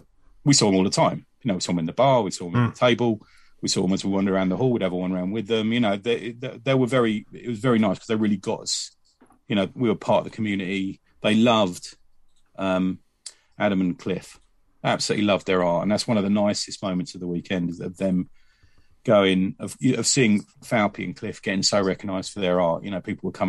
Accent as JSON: {"language": "English", "region": "England", "country": "United Kingdom", "said": "me being over from England."}